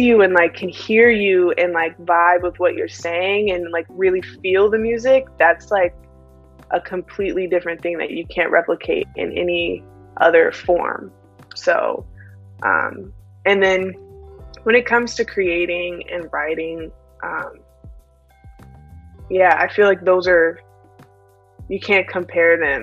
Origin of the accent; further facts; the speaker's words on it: Austin, Texas, United States; I grew up in Austin